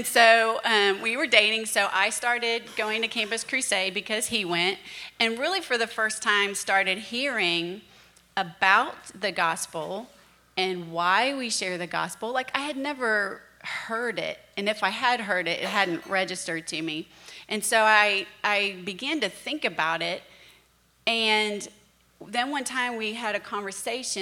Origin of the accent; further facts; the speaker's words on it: Virginia Beach, Virginia, United States; I grew up in Virginia Beach, Virginia